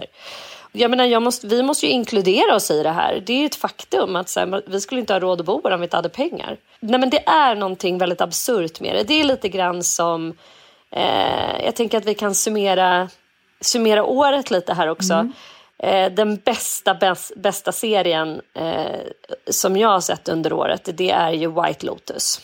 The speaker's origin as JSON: {"language": "Swedish", "town": "Edsåsdalen", "region": "Jämtland", "country": "Sweden", "said": "lilla Edsåsdalen Ah. där jag kommer ifrån"}